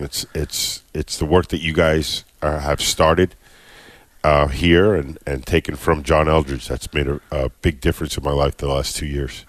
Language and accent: English; Long Island, New York, United States; now in Fort Myers, United States; right now from Fort Myers, Florida. Originally awesome. from uh, Long Island, New York